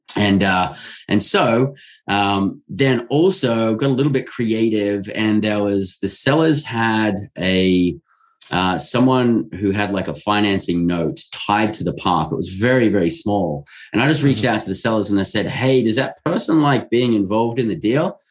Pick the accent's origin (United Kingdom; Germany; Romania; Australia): Australia; I'm born and raised in Australia